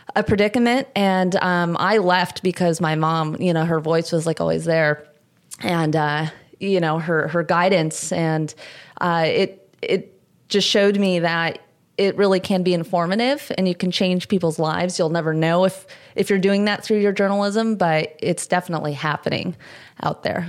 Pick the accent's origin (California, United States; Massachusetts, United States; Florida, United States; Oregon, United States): California, United States; Southern; I'm from Southern California